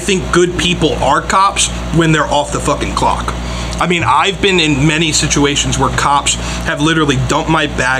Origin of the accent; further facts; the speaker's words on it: Edgewater, Maryland, United States; we're from Edgewater. I mean, it's racist as fuck. I mean, all the old heads there are literally racist. Ku Klux Klan. My dad was a fucking, literally a racist piece of shit